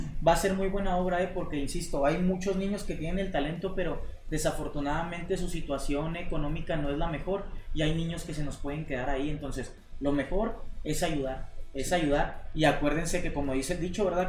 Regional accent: Mexico; salí de la privada de Tamborelli 42, este, y pues la Dale me vio crecer, hasta ahorita vivo

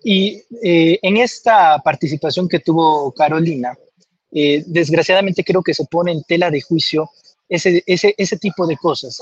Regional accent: Comalcalco, Tabasco, Mexico; yo soy de Comalcalco, Tabasco, eh, en el sureste

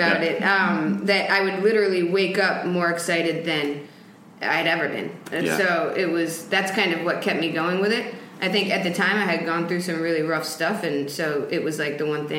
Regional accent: Westchester, New York, United States; also born or lived in Venezuela; I'm from New York, actually.

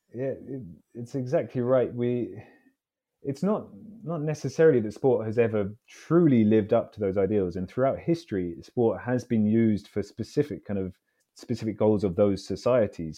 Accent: London, United Kingdom; I grew up in London, so I'm a, I'm a Londoner.

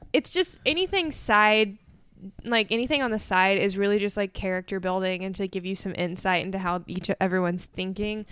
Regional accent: United States; as an American

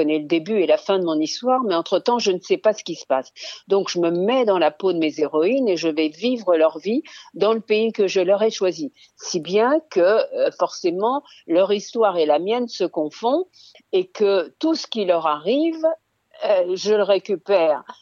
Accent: Lyon, Auvergne-Rhône-Alpes, France; born there; Donc, je suis née à Lyon dans le train parce que ma mère voulait accoucher à, Grenoble auprès de sa mère, laquelle habitait Grenoble

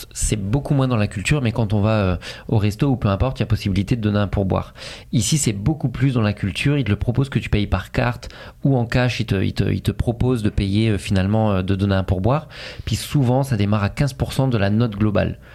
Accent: France; now in Montreal, Canada; en tant que Français

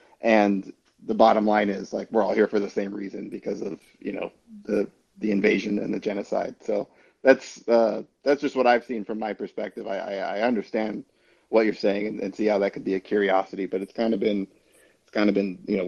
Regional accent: United States; And I guess the only contribution I have to Mark's question as an American would, I don't think there was a lot of people who were thinking about Russia in America before 2014

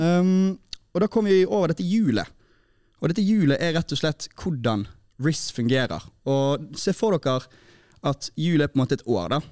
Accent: Bergen, Vestland, Norway; i Sandviken, der jeg kommer fra

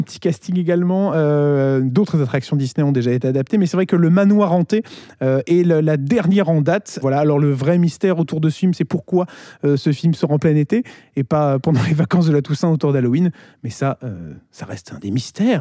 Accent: France; chez nous en France

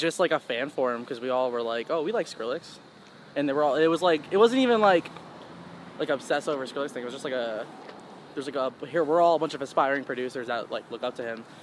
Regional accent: Charlotte, North Carolina, United States; also born or lived in Queens, New York / Long Island, New York; I was raised like half of my childhood in Long Island, New York, and then half of it in Charlotte, North Carolina, which is where I still live now

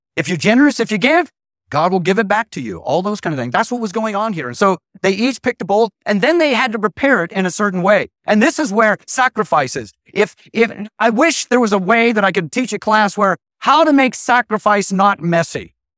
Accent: Idaho, United States; I was raised in Idaho.

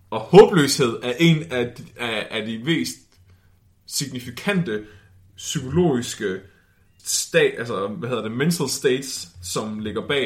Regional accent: West Jutland, Central Denmark Region, Denmark; Jeg er ikke fra Danmark, jeg er fra Vestjylland.

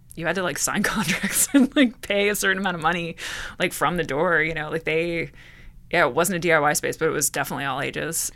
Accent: Bridgewater, New Jersey, United States; I grew up in Bridgewater. I grew up in Martinsville, which is part of Bridgewater Township

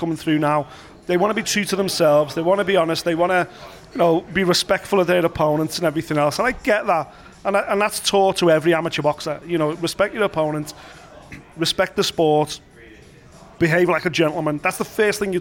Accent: United Kingdom; I'm here now as a British boxing fan that's been coming to Vegas since 2000, 20 years.

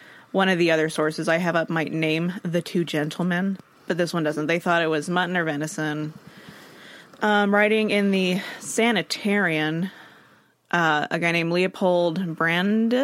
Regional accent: Alaska, United States; I'm from Alaska.

